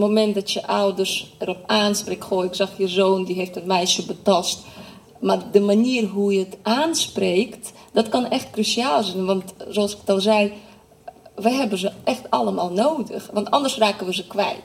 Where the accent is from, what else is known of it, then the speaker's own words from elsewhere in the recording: Nijkerk, Gelderland, Netherlands; ik ben in Nijkerk opgegroeid, eh, dat is Bijbelbelt